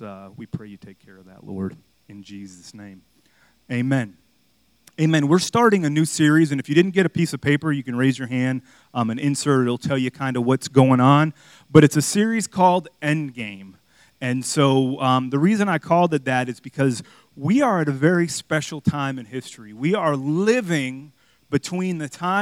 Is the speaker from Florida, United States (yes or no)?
yes; Miami, Florida, United States; moved away; growing up in Miami